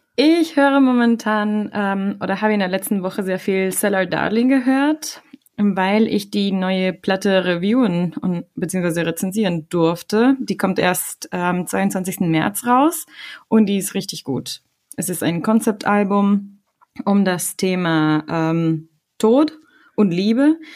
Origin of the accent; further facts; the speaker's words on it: Ecuador; now in Germany; komme ich aus Ecuador und ähm, bin in Deutschland seit 2007